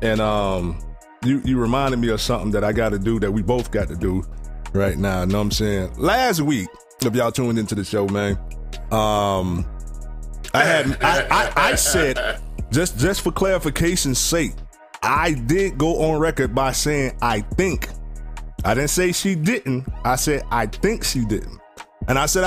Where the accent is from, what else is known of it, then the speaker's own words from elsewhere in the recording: Sanford, United States; we grew up in Sanford